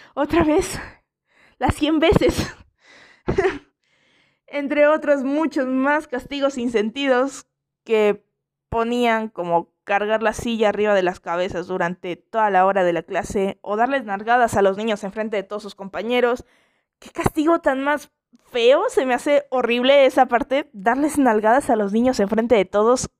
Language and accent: Spanish; Mexico; aquí en México